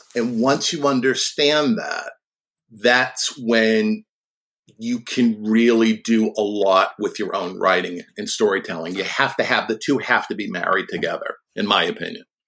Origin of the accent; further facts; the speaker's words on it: Boston, Massachusetts, United States; when I was a kid of about eleven or twelve, growing up in the Boston area